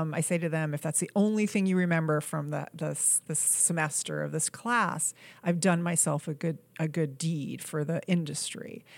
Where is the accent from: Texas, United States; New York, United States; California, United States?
New York, United States; also born or lived in Boston; I was raised in New York